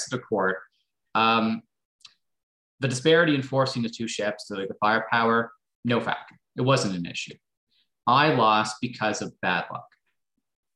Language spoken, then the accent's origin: English; Halifax, Nova Scotia, Canada; I'm from Halifax, the British Royal Navy's base in North America